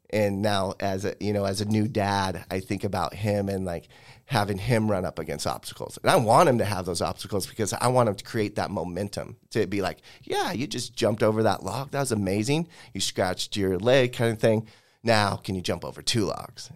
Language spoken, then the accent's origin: English; Spokane, Washington, United States; this is my hometown